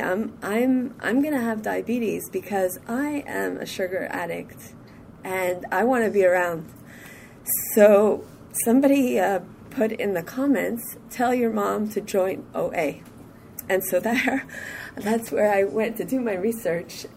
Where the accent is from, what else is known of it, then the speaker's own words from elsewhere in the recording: Montreal, Quebec, Canada; I'm from Montreal